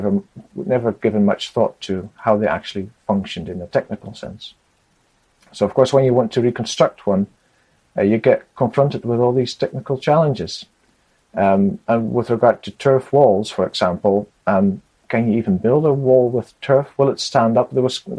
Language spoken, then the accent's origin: English; Netherlands; also born or lived in Scotland; I was born in Scotland, but we moved to the Netherlands when I was 20 months old. So I've grown up in the Netherlands